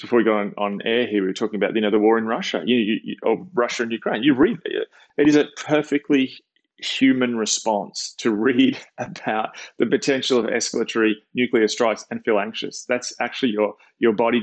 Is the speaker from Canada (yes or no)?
no; Australia; when I was a kid, I grew up watching in Australia